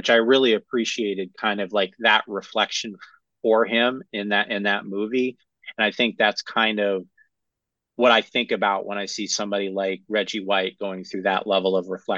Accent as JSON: {"language": "English", "town": "Cleveland", "region": "Ohio", "country": "United States", "said": "I am from Cleveland"}